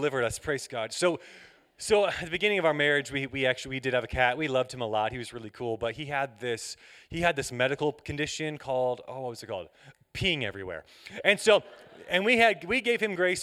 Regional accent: Atlanta, Georgia, United States; I'm from Atlanta, Georgia.

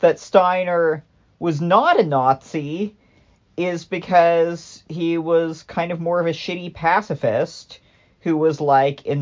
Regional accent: California, United States; I am a Californian

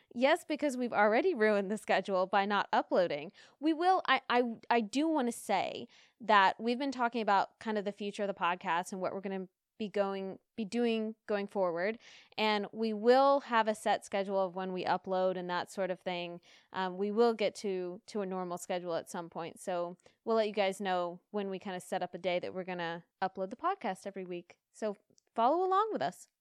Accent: United States; Being American

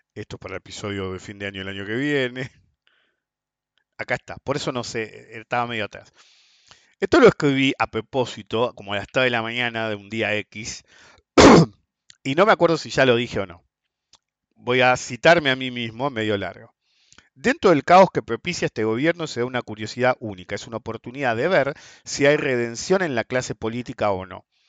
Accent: Argentina; un argentino del mal

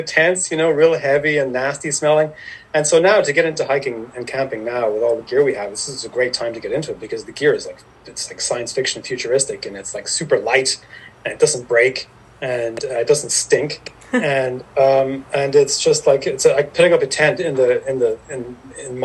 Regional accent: Ireland; moved away as an adult; also born or lived in New York City; now in Catskills, United States; I grew up in Ireland. I'm Irish, so I grew up in Ireland until about, I was born in 1970. I grew up there. I stayed there until I was in 1996.

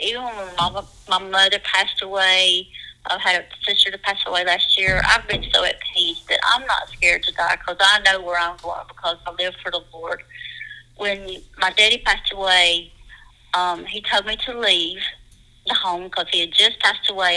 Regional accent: Dacusville, South Carolina, United States; also born or lived in Pickens, South Carolina; I was born in Pickens County in Pickens, South Carolina. I grew up in a small place, and it's called Dacusville, South Carolina.

